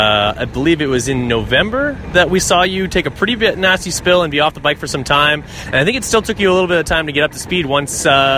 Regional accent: Canada; I'm Canadian.

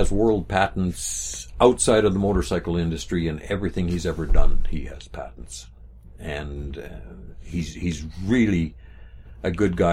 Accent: Manitoba, Canada; we're from Manitoba

